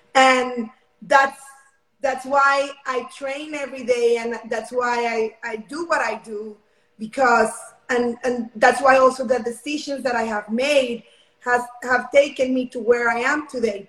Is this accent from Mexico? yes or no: yes; Mexico; now in Houston, United States; I'm currently from Mexico. Um, right now, my family and I live in Houston, Texas.